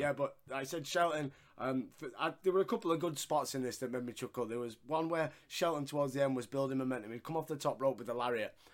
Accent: Yorkshire and the Humber, United Kingdom; I'm a Yorkshireman and we don't really pronounce the letter H

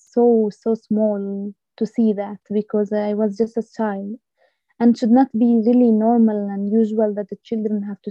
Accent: Masafer Yatta, West Bank, Palestine; growing up in Masafriyat, even as a young woman or a young man, it's really difficult

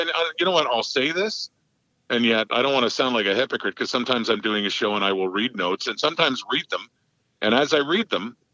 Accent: Ottawa, Ontario, Canada; as a fan growing up in Ottawa

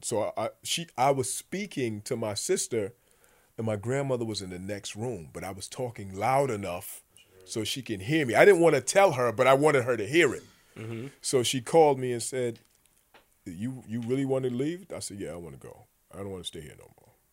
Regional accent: New York City, New York, United States; also born or lived in Connecticut; I'm from the Bronx

